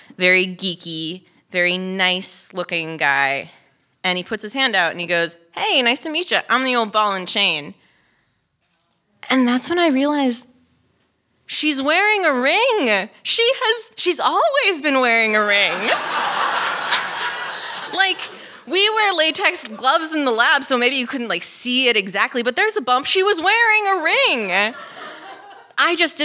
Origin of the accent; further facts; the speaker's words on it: Los Angeles, California, United States; moved away as an adult; also born or lived in Utah; I was from Los Angeles.